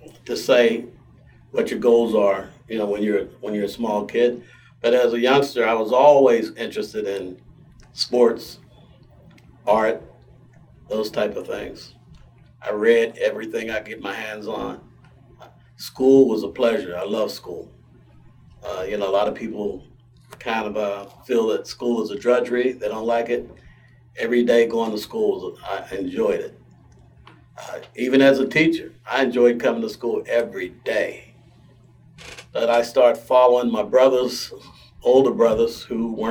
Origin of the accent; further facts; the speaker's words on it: Pittsburgh, Pennsylvania, United States; also born or lived in Virginia / Braddock, Pennsylvania; I was raised in, for the most part, in Homewood. I was born in Virginia, moved to Braddock at an early age, moved to Homewood in 1954